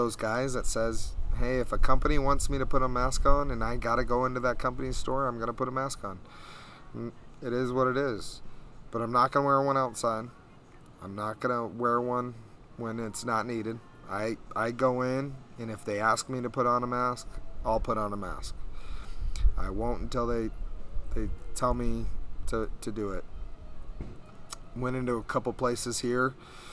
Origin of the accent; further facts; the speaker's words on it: Bullhead City, Arizona, United States; I'm from Bullhead City